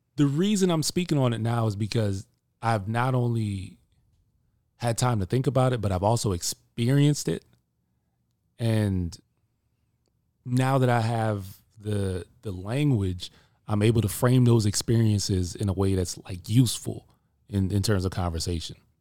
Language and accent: English; Jamaica; I'm Jamaican